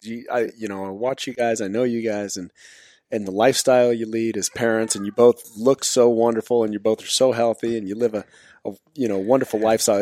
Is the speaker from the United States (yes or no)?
yes; Zephyr Cove, Nevada, United States; also born or lived in Carson Valley, Nevada; I was born and raised here in Nevada, actually up in Zephyr Cove at Lake Tahoe.